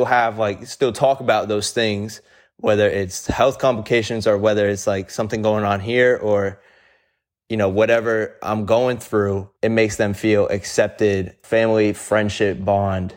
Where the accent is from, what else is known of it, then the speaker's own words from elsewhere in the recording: New Jersey, United States; I'm from New Jersey